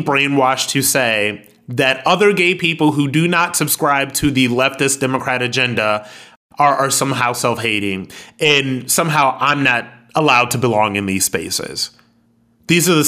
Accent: Akron, Ohio, United States; I'm ex-military and I'm from Akron, Ohio

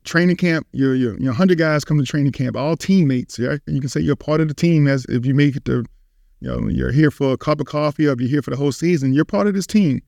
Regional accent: Richmond, Virginia, United States; growing up in Richmond, Virginia

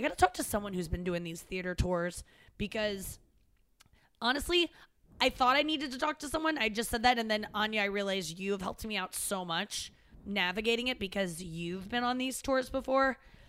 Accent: St. Louis, Missouri, United States; moved away; also born or lived in Cincinnati, Ohio; I only lived there till I was six. St. Louis is where I've been longer. Yes. St. Louis is my hometown.

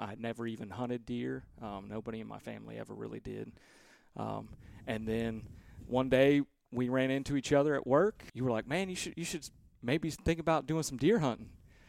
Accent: Virginia, United States; So growing up in Virginia, my dad and I, the only thing I really ever hunted was turkeys, ducks, and doves.

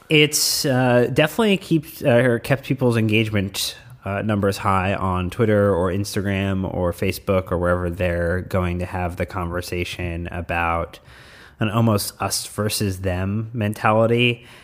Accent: United States; as an American supporter of Chelsea

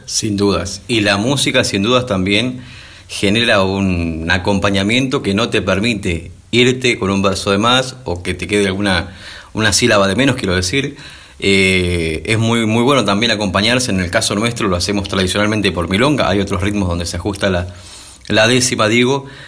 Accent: San Vicente, Buenos Aires Province, Argentina; en mi pueblo

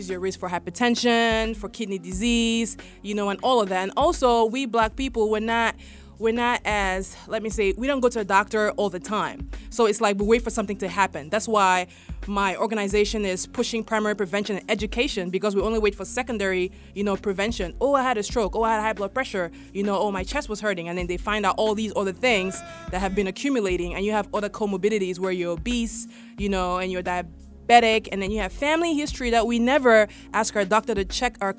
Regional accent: Baltimore, Maryland, United States; I come from Baltimore. So in West Baltimore, we have a food desert

